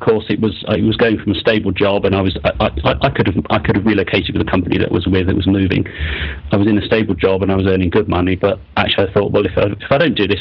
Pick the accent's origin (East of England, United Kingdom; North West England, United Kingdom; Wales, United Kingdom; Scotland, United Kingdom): East of England, United Kingdom; Cambridge; moved away; also born or lived in Leeds / Singapore; my sort of formative years as a secondary school student and in sixth form were really spent in Cambridge, which was, I have to say, a really nice place to grow up